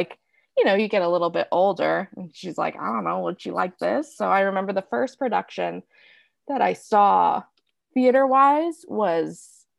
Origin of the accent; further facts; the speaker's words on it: Wilkes-Barre, Pennsylvania, United States; moved away as an adult; now in Kansas City, United States; I grew up in northeastern Pennsylvania